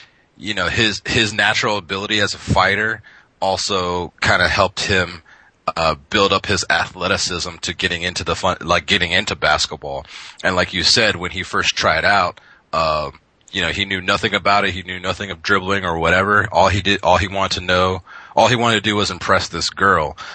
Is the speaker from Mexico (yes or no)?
no; Japan; growing up in Japan